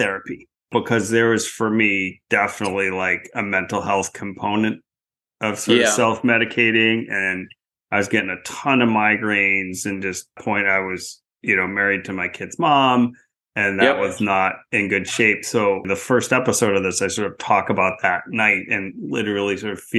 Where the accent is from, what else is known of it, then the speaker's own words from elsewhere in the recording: outside of Portland, Maine, United States; I grew up outside of Portland, Maine